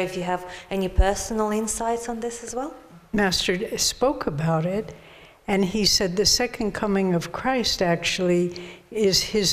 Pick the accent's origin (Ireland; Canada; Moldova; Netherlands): Moldova; now in Glastonbury, United Kingdom; originally from Moldova.